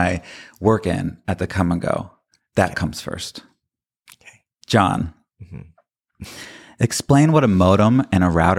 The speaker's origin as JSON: {"language": "English", "region": "the South", "country": "United States", "said": "I am from the South, and my father is a fisherman who cooks smoke mullet, so I was impersonating myself."}